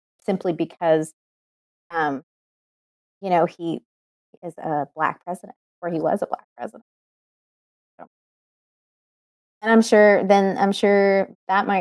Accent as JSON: {"language": "English", "region": "Texas", "country": "United States", "tie": "born or raised there", "said": "I was born and raised in Texas"}